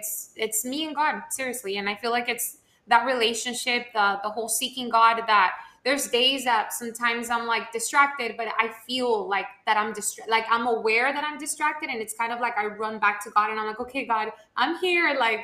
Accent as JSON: {"language": "English", "town": "Miami", "region": "Florida", "country": "United States", "tie": "born or raised there", "also_born_or_lived": "Honduras", "said": "Okay, so I was born in Honduras, but I actually came to the States at 6 months old. So I am technically a like Miamian all my life. Never felt like I fit in Miami"}